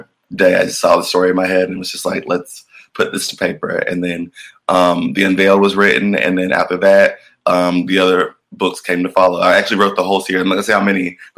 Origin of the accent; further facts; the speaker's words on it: Atlanta, Georgia, United States; I'm from Atlanta, Georgia